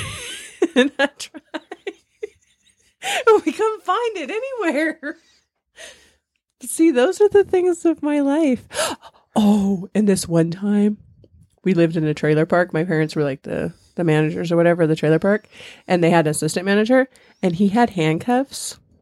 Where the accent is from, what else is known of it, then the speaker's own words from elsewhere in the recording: San Bernardino, California, United States; moved away as an adult; also born or lived in Victorville, California / Nevada / Texas / Missouri; I grew up in Southern California. San Bernardino